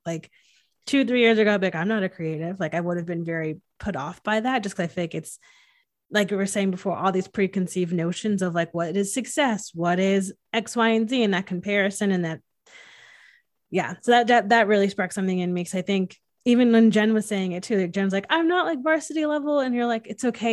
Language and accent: English; Connecticut, United States; I'm from Connecticut